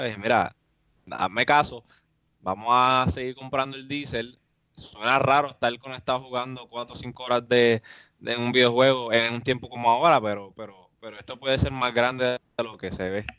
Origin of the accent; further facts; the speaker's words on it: Mayagüez, Puerto Rico; yo vivo en Mayagüez, soy de Mayagüez, y, yo vivo en el campo